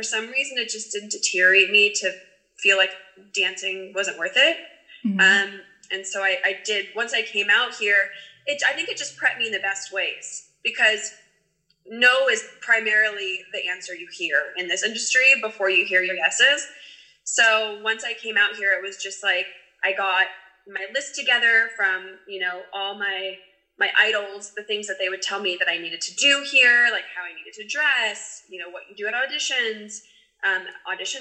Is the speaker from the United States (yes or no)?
yes; Arizona, United States; moved away as an adult; now in California, United States; I was born in California, but I was actually raised in Arizona